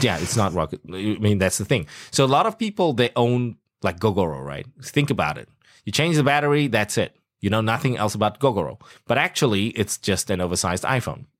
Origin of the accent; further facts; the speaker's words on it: South Africa; moved away; I grew up in South Africa